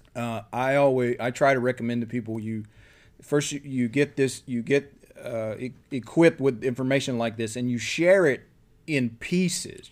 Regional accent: Columbia County, Florida, United States; my hometown

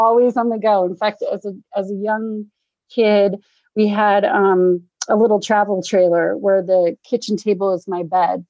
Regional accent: Norfolk, Virginia, United States; born there; also born or lived in Scotland; I was born in Norfolk, Virginia. My father was in the Navy, and but he'd been stationed in Scotland. So I was born here in the US, and then we spent the first year of my life in Scotland

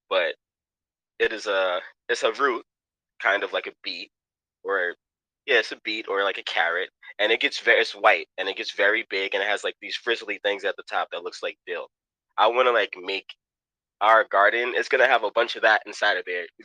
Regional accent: New York City, New York, United States; now in Pennsylvania, United States; Um, I come from Queens, Jamaica, New York, Southside Jamaica. I was born in 1986. Um, my mom is Cuban. I mean, my dad is Cuban. My mom is West Indian

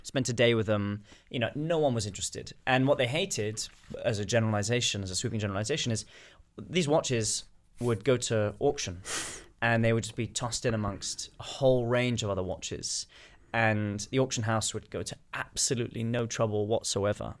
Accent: United Kingdom; I'm British

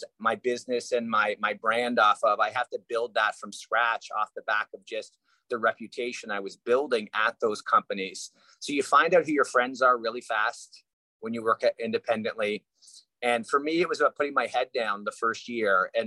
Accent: Canada; moved away as an adult; now in Los Angeles, United States; I grew up in Canada

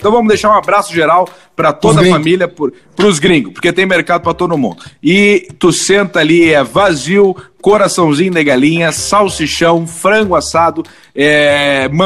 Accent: Santa Maria, Rio Grande do Sul, Brazil; now in Porto Alegre, Brazil; eu sou de Santa Maria, eu nunca me identifiquei com um X bom em, em Porto Alegre, porque o cara que é do interior, Santa

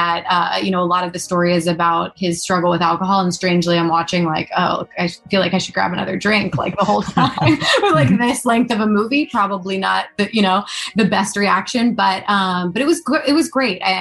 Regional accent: Allentown, Pennsylvania, United States; my hometown where I grew up in Allentown, Pennsylvania

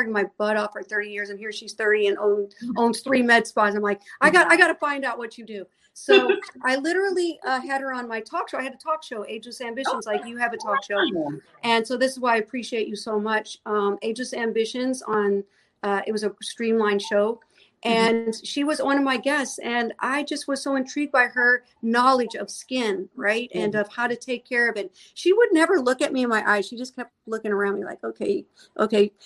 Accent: St. Louis, Missouri, United States; moved away; I'm originally from St. Louis, Missouri, and that's exactly where I am right now because I'm celebrating my mom's 87th birthday

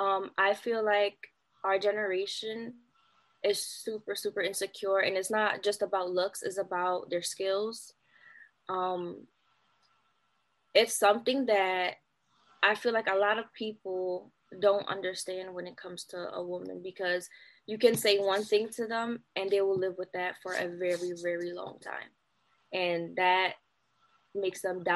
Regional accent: Philadelphia, Pennsylvania, United States; I'm from Philly.

